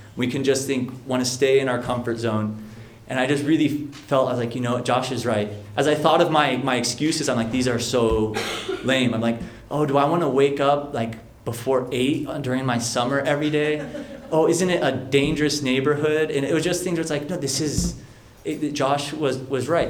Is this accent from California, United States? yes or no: yes; San Mateo, California, United States; I was born and raised in San Mateo um, on the peninsula here